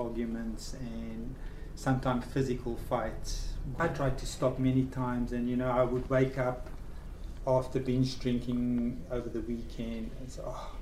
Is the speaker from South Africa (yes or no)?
yes; South Africa; moved away; I was born in South Africa in 1970 on Waitangi Day